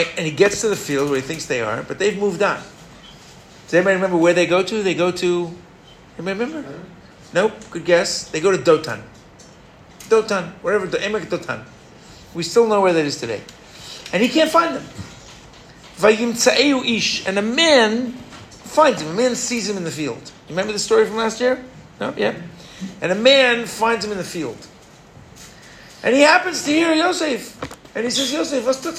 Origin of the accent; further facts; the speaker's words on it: New York, United States; moved away; I'm a fourth generation in Brooklyn, last generation born in America. Okay? I was born in New York